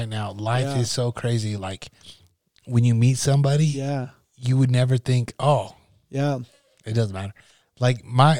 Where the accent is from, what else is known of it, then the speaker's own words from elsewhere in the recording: Nebraska, United States; moved away; I grew up in Nebraska, small farm down Nebraska.